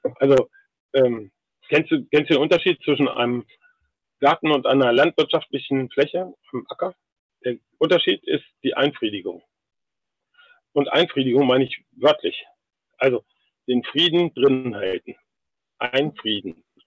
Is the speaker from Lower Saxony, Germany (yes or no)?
yes; Algermissen, Lower Saxony, Germany; Ich bin in Algermissen geboren. Algermissen liegt genau zwischen Hildesheim und Hannover, ungefähr auf der Hälfte.